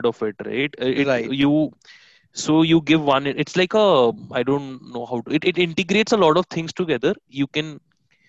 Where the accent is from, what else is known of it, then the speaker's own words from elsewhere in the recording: Delhi, India; I am being from Delhi and from a humble family